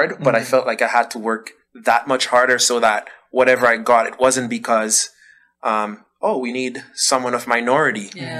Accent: Dominica; also born or lived in Ottawa, Canada; now in Canada; I grew up in Dominica. So in growing up, I never had to worry about all what I've been hearing since I moved to Canada. And I went from growing up in Dominica to now coming to Canada

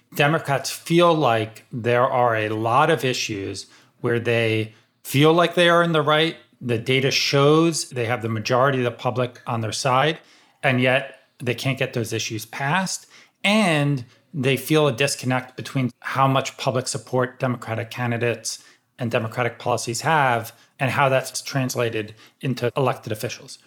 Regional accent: outside Philadelphia, Pennsylvania, United States; I grew up like outside Philly, and so I grew up a big Sixers fan and a big Eagles fan

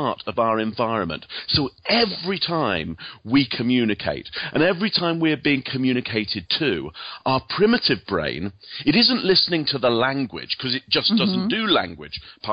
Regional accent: England, United Kingdom; moved away; as you can probably hear from my accent, I actually come from England originally.

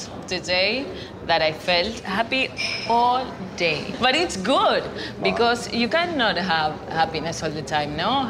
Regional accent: Argentina; now in Uruguay; No, I'm from Argentina.

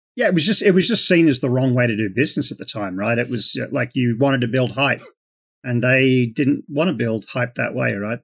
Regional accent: Queensland, Australia; moved away as an adult; now in Las Vegas, United States; So I'm originally from, um, Queensland in Australia. Uh, grew up in the Australian outback, um, and I moved over to the United States about twenty years ago.

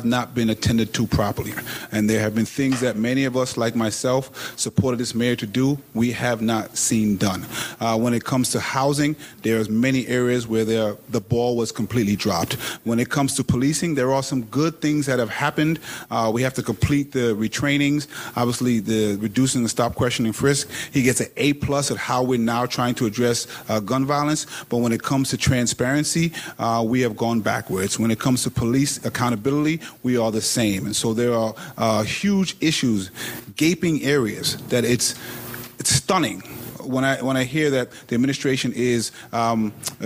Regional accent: New York City, New York, United States; I reek of Brooklyn wherever I go

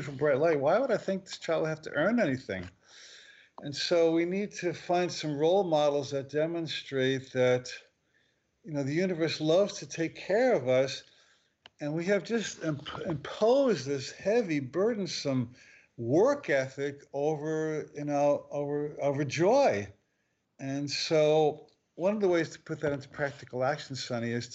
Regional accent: New Jersey, United States; moved away; also born or lived in Maui; I grew up in New Jersey

